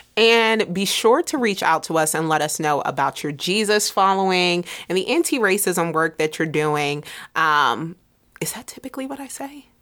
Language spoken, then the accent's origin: English; Middletown, United States; I'm from Middletown